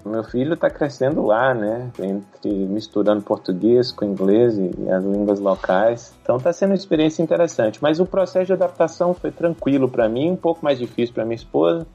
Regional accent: Taiobeiras, Minas Gerais, Brazil; moved away as an adult; also born or lived in Belo Horizonte / Viçosa; now in Nairobi, Kenya; Eu nasci na capital mineira, em Belo Horizonte, e muito cedo fui pro norte de Minas, ainda com um ano de idade, numa cidade que chama Taiobeiras cidadezinha pequena lá no norte de Minas

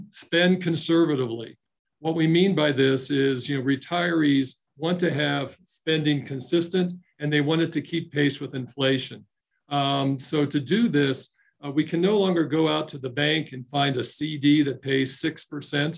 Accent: Dayton, Ohio, United States; moved away as an adult; now in Colorado, United States; I joined Ohio National Life in my hometown of Dayton, Ohio

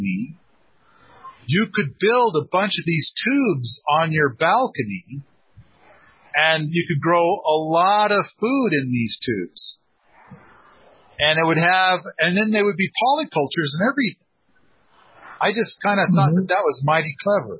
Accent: Moscow, Idaho, United States; I was born in Moscow, Idaho

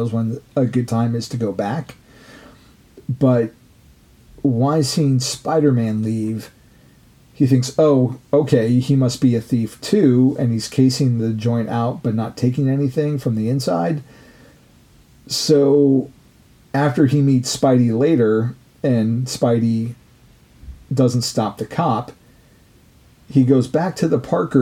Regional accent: West Coast, United States; growing up on the West Coast

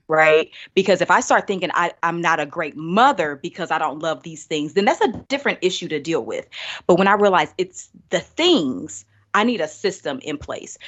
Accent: Indianapolis, Indiana, United States; also born or lived in Birmingham, Alabama; I'm originally from Indianapolis, born, raised

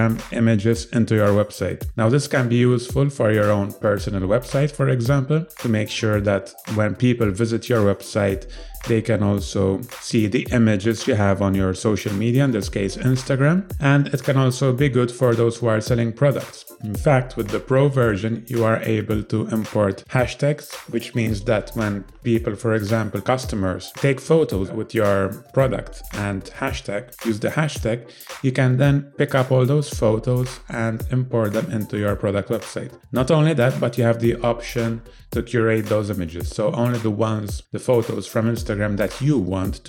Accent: Malta; I'm from Malta

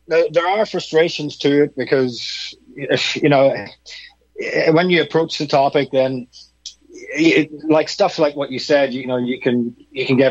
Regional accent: Northern Ireland, United Kingdom; I'm from Northern Ireland, which is part of the UK.

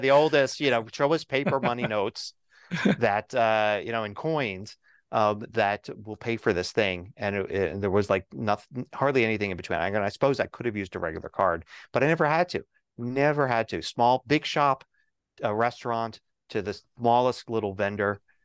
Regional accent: Denver, Colorado, United States; set it to my hometown, set it to Denver

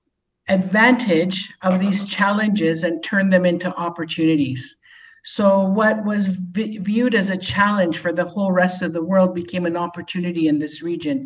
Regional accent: Toronto, Ontario, Canada; moved away as an adult; now in Dubai, United Arab Emirates; I'm from Canada, from Toronto. I live in Dubai, and I've moved here 15 years ago

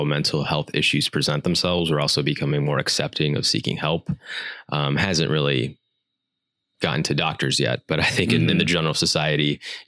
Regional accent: United States; growing up as an Indian American

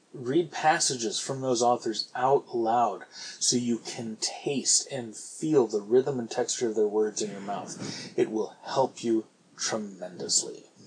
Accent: San Francisco, California, United States; I grew up in San Francisco

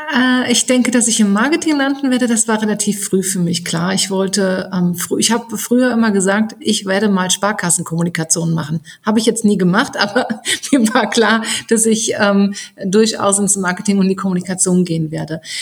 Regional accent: Rhineland-Palatinate, Germany; bin auf dem Land groß geworden in Rheinland-Pfalz

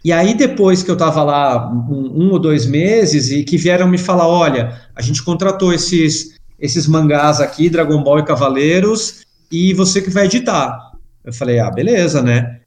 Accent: São Paulo, Brazil; fiz faculdade aqui em São Paulo, sou de São Paulo

